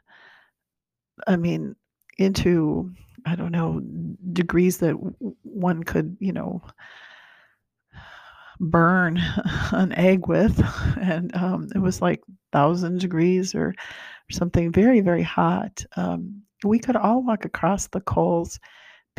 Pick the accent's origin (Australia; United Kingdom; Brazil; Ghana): Brazil; now in United States; I was born in Brazil